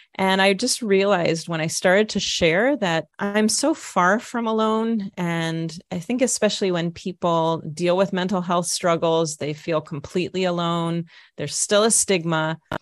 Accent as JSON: {"language": "English", "region": "Minnesota", "country": "United States", "tie": "born or raised there", "also_born_or_lived": "Jerusalem, Israel", "moved": "as an adult", "lives_now": "Israel", "said": "I grew up in Minnesota"}